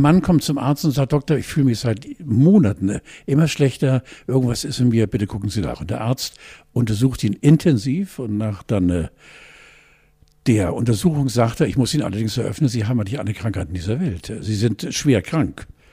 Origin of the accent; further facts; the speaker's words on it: West Germany, Germany; also born or lived in Hamburg; wir Westis